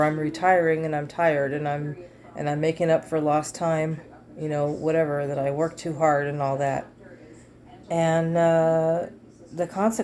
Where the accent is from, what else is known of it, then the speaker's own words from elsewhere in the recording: United States; I'm American